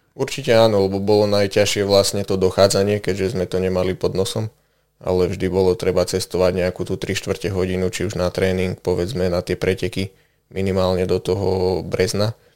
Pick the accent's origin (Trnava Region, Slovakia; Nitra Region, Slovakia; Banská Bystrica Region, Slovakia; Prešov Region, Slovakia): Banská Bystrica Region, Slovakia; Detvianska Huta; pochádzam vlastne priamo z Detvianskej huty